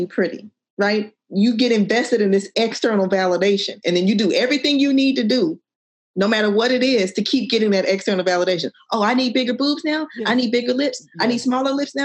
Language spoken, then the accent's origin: English; Oklahoma, United States; moved away; also born or lived in Virginia; I grew up in Oklahoma